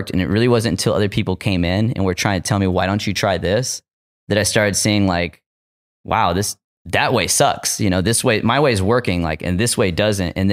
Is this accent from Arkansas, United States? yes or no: yes; Arkansas, United States; I didn't go to Headroom Gallery because I'm from Arkansas. I don't want to get busted.